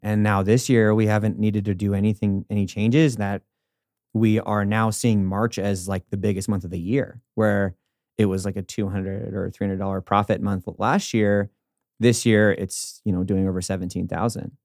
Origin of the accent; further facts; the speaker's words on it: California, United States; now in Denver, United States; I'm from California originally